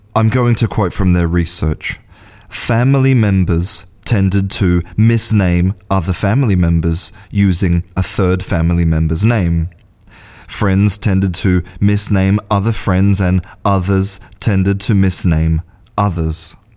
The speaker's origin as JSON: {"language": "English", "country": "Australia", "tie": "born or raised there", "moved": "as an adult", "lives_now": "Spain", "said": "I was born in Australia and I'm an English teacher"}